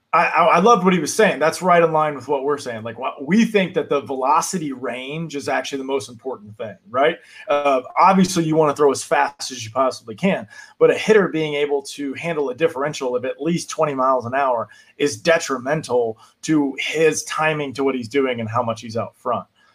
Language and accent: English; Destin, Florida, United States; I'm from Florida. I'm from Destin, grew up Braves fans of the 90s